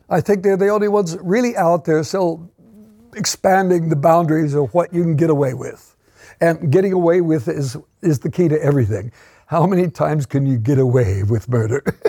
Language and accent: English; Minnesota, United States; moved away as an adult; now in England; Minnesota farm boy turns up in England